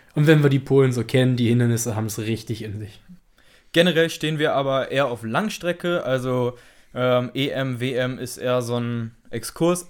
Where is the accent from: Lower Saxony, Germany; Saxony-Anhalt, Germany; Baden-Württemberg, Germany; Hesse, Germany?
Lower Saxony, Germany; Braunschweig; wir sind 23 Jahre alt, kommen aus Braunschweig